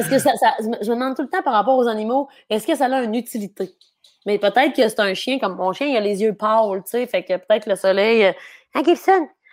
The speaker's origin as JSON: {"language": "French", "town": "Dolbeau-Mistassini", "region": "Quebec", "country": "Canada", "tie": "born or raised there", "said": "j'ai grandi à Mistassini. Je n'ai jamais habité à Dolbo."}